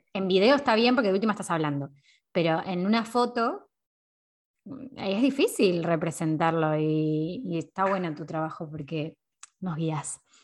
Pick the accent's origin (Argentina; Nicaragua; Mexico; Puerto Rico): Argentina; Temperley, Buenos Aires Province; moved away as an adult; now in Valencia, Spain; Yo soy de Lomas de Zamora, de Temperley en realidad, de Buenos Aires. Eh, ahí nací.